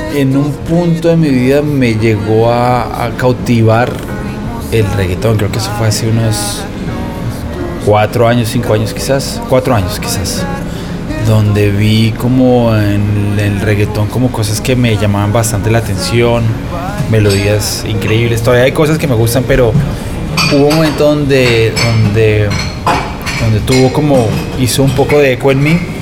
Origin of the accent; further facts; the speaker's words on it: Colombia; en Colombia, el que nació en los 80s o en los 70s, yo nací en los 80s, el 85